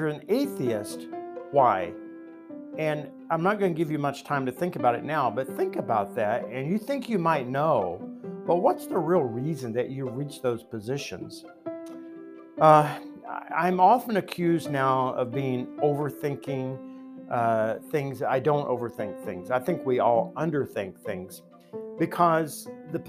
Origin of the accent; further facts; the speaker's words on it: Appalachia, United States; I grew up in the Bible Belt. So Christianity was in the fabric of everything.